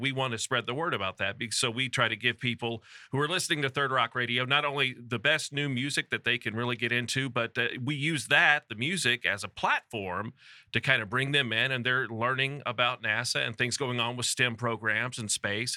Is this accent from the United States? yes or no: yes; Houston, Texas, United States; also born or lived in Birmingham, Alabama; I came back to my hometown of Houston